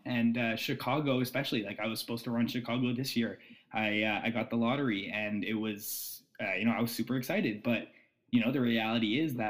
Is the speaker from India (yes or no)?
no; Ottawa, Ontario, Canada; now in Toronto, Canada; I live in Toronto. I'm from Ottawa.